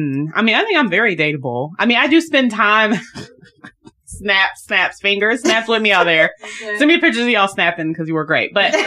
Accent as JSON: {"language": "English", "town": "Johns Creek", "region": "Georgia", "country": "United States", "said": "you know, I'm from Johns Creek, right?"}